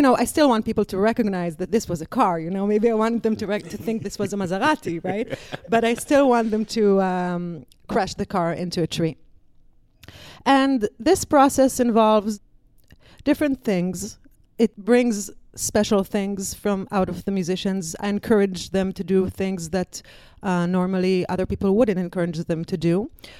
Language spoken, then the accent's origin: English; Israel; English is a second language; And I came from Israel. I wanted to tour the States. I wanted to tour Europe for a girl from Israel.